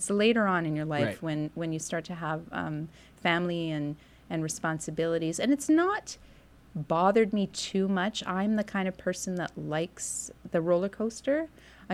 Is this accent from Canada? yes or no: yes; Vancouver, British Columbia, Canada; moved away as an adult; now in Winnipeg, Canada; growing up in Vancouver